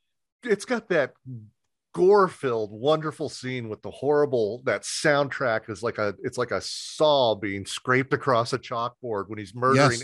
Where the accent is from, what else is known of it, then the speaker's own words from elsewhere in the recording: Southern Indiana, United States; I grew up in Southern Indiana